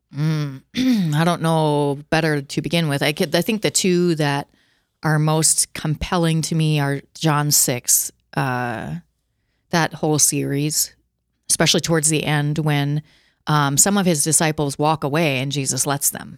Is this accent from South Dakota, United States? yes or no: yes; Watertown, South Dakota, United States; I'm from Watertown, Castlewood area originally.